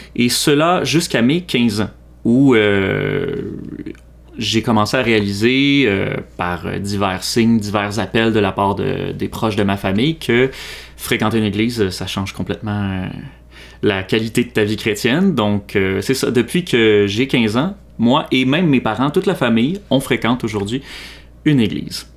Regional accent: Mascouche, Quebec, Canada; also born or lived in Montreal; je suis né à Montréal, mais j'ai grandi toute ma vie à Mascouche

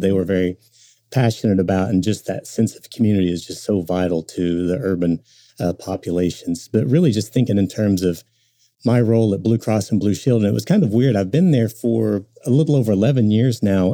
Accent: Tulsa, Oklahoma, United States; growing up in Tulsa

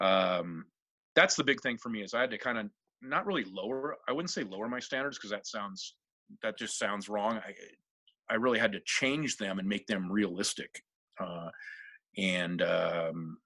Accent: Seattle, Washington, United States; I'm originally from Seattle, and the original Seattle culture is a Norwegian culture

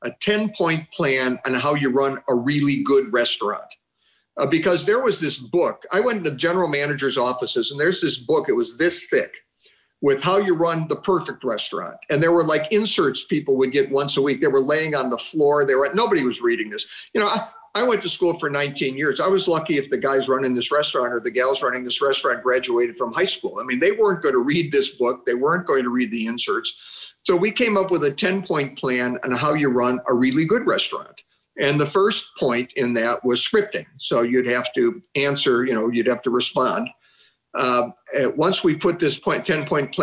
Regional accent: Chagrin Falls, Ohio, United States; my hometown of Chagrin Falls, Ohio.

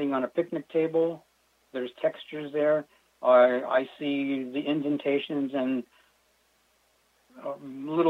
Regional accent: Erie, Pennsylvania, United States; moved away as an adult; also born or lived in Guam; I was born in Erie, Pennsylvania. And, you know, lived there most of my early life

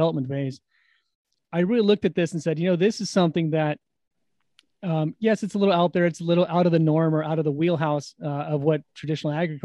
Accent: Sacramento, California, United States; I grew up in California, actually. I grew up in Sacramento

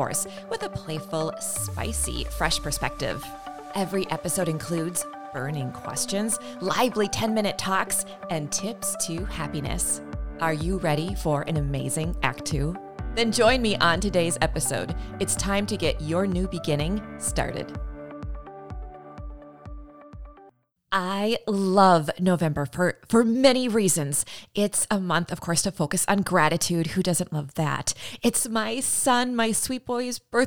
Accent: Midwest, United States; I am a Midwesterner

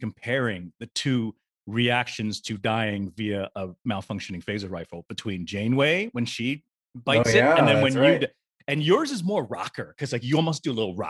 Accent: United States; I'm Chinese American

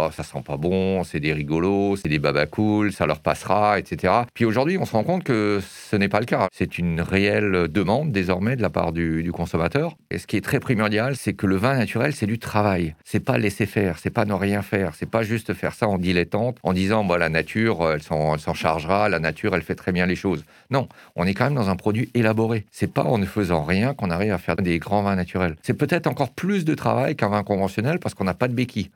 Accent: Erstein, Grand Est, France; je suis alsacien. Je suis né en Alsace. Et alors, c'est assez, euh, assez amusant de savoir que je suis né à Erstein

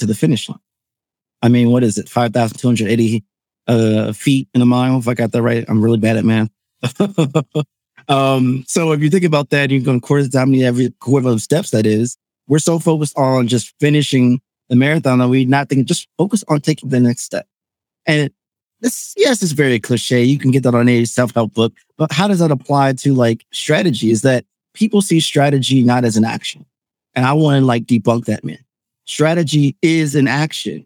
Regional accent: suburbs of Chicago, Northwest Indiana, United States; I'm originally from North Indiana, suburbs of Chicago. So really been a Chicago boy my whole life.

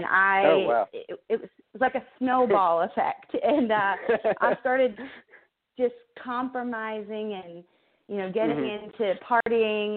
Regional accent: Michigan, United States; moved away; I'm from Michigan, actually, originally, and was born and raised there, went to college there

